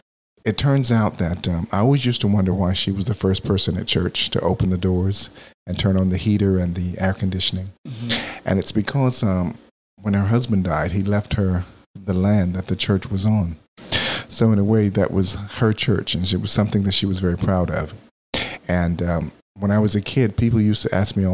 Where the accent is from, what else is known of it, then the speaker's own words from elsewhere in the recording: Texas, United States; now in Philadelphia, United States; I grew up in Texas